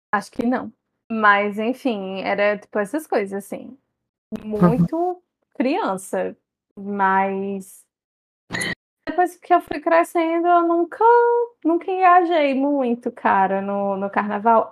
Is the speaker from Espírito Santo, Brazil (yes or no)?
no; Campina Grande, Paraíba, Brazil; sou de Campina Grande, São João pisa no carnaval